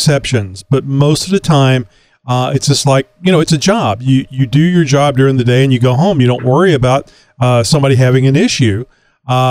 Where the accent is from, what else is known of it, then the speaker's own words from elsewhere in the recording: Texas, United States; I'm a Texan, and that's the way Texans talk